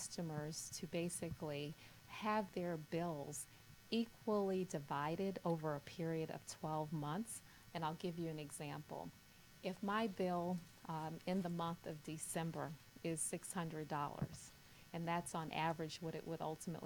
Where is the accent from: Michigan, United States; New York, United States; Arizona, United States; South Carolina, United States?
South Carolina, United States; Kingstree; I grew up in the South, originally from South Carolina, and my dad was actually involved in bringing Martin Luther King to my very small city of Kingstree, South Carolina.